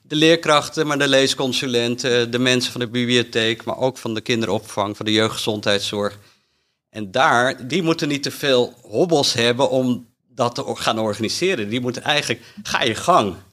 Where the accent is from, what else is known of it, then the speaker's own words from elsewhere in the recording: Amsterdam, North Holland, Netherlands; ik kom uit Amsterdam en nou, ben opgegroeid in een gezin